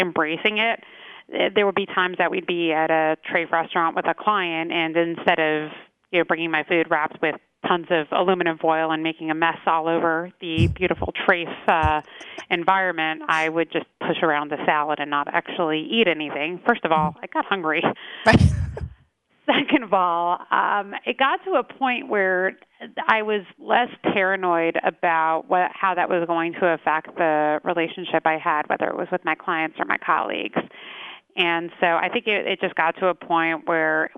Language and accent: English; Lawrence, New York, United States; also born or lived in Cedarhurst, New York; I grew up in the Five Towns in Lawrence, and I only live about a mile from where I grew up. I live in Cedarhurst now